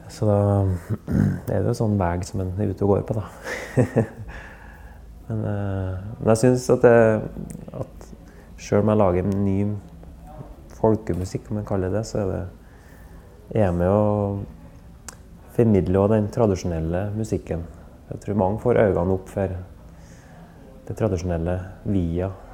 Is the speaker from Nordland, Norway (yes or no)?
no; Verdal, Trøndelag, Norway; jeg vokste opp i Verdalen, da, i, på Innherred, Nord-Trøndelag